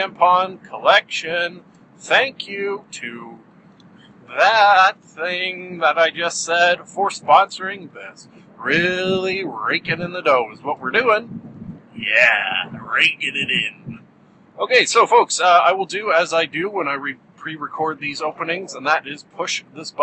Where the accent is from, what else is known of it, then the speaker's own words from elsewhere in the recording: Canada; I'm Canadian